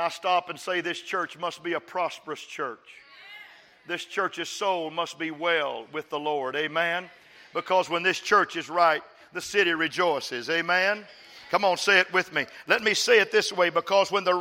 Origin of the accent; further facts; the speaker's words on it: West Texas, United States; moved away; also born or lived in Dallas; I'm from West Texas, folks. And I'm from the poor part of West Texas. I'm a sharecropper's son